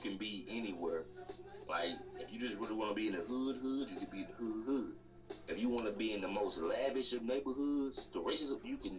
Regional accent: Louisiana, United States; I'm from Louisiana.

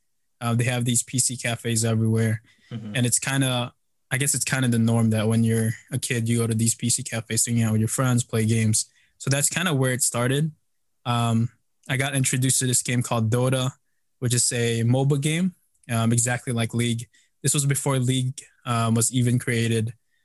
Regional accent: Philippines; So I, you know, I'm Filipino. Growing up, we kind of always visited the Philippines.

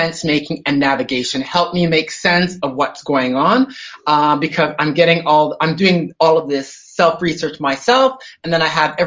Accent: Toronto, Ontario, Canada; moved away as an adult; now in Sydney, Australia; I live in Sydney, Australia, but as you can tell by my lack of Aussie accent, I'm originally from Toronto, Canada. So I've been here in Sydney down under for about 21 years

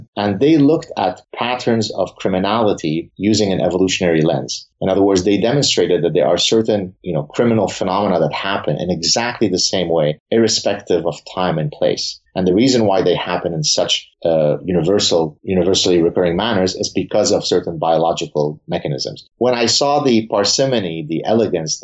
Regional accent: Lebanon; now in Canada; I grew up in Lebanon.

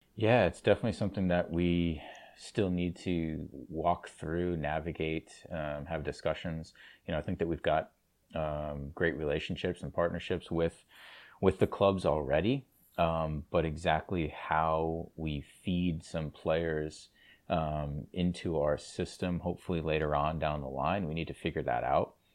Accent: Cranston, Rhode Island, United States; growing up in Cranston

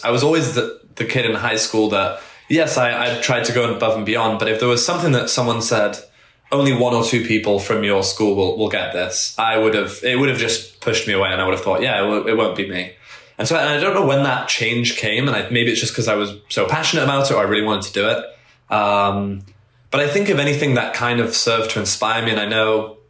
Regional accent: England, United Kingdom; now in United States; I grew up in England, so we didn't have GPA there

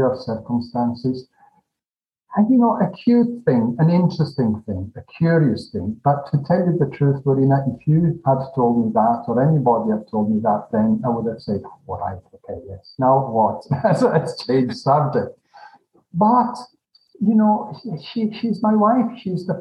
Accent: Glasgow, Scotland, United Kingdom; moved away; also born or lived in Geneva, Switzerland; I'm a Glaswegian Italian myself.

